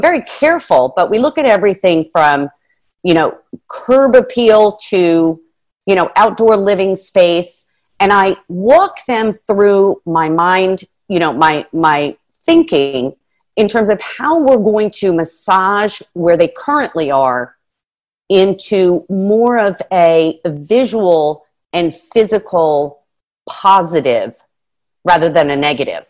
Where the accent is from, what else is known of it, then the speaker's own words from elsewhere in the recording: New Jersey, United States; moved away as an adult; also born or lived in Washington, District of Columbia, United States / Palm Beach; I'm from Jersey